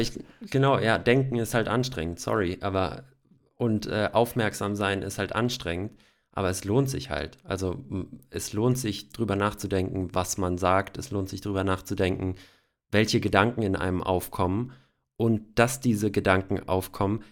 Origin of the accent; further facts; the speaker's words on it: Hesse, Germany; Ich sage auch aus Hessen